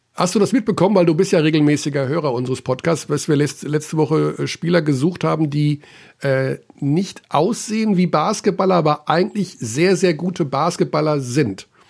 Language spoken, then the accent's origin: German; Germany; Ich bin natürlich in Deutschland aufgewachsen und lebe in Deutschland